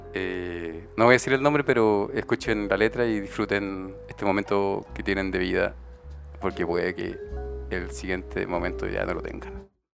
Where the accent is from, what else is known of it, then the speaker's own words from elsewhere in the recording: Chile; nosotros como chilenos